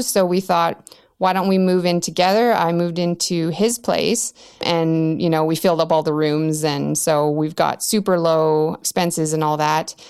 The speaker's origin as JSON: {"language": "English", "town": "Whitehorse", "region": "Yukon", "country": "Canada", "tie": "born or raised there", "said": "I'm in White Horse, Yukon, which is the capital of Yukon. Um, and I was born and raised here."}